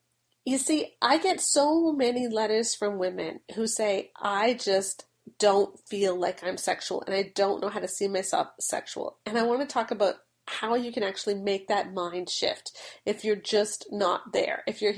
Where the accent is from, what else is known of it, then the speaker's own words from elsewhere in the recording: United Kingdom; but the problem is that I'm British.